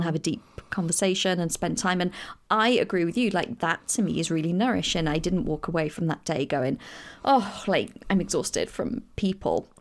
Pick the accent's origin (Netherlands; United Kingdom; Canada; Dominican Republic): United Kingdom; England; I am coming from England